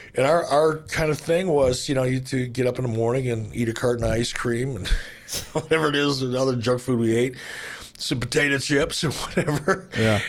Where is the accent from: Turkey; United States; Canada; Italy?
United States; Detroit, Michigan; I grew up in Detroit